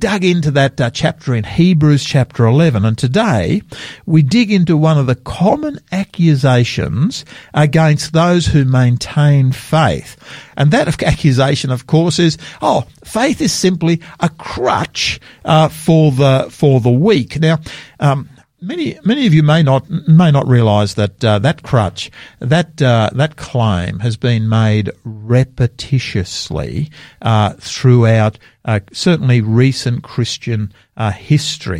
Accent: Sydney, New South Wales, Australia; now in South Australia, Australia; I grew up in Sydney as a young man over there

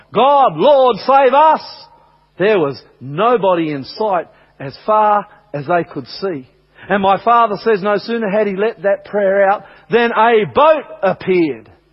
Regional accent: Australia; I'm from Australia

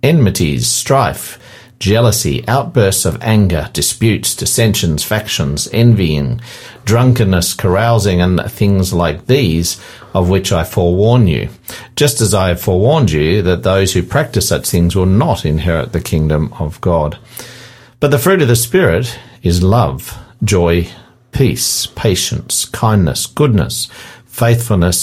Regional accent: Australia

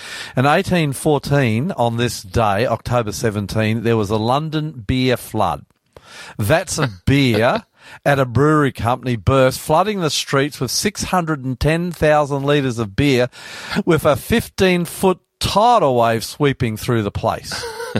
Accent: New South Wales, Australia; I'm …, and that's Hunty, our techie.

